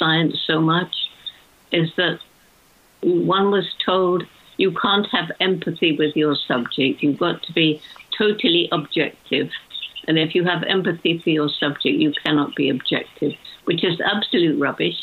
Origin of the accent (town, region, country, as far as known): United Kingdom